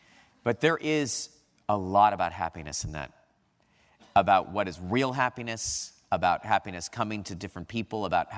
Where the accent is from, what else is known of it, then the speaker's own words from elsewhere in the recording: California, United States; from California, the land of Reagan.